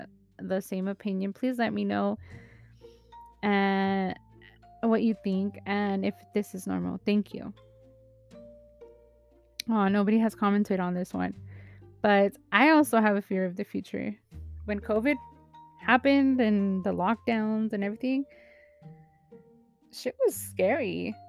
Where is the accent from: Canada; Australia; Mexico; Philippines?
Philippines; but I'm a Filipino and there's so much more responsibilities